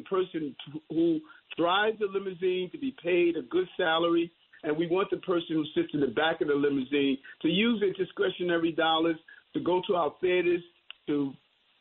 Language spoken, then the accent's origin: English; New York City, New York, United States; growing up in South Jamaica, Queens